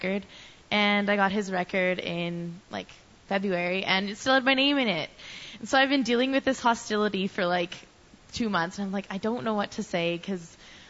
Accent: Edmonton, Alberta, Canada; I'm from Edmonton, and I've been born and raised here my whole life

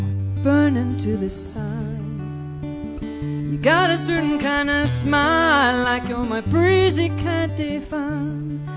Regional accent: Edmonton, Alberta, Canada; I'm from Edmonton.

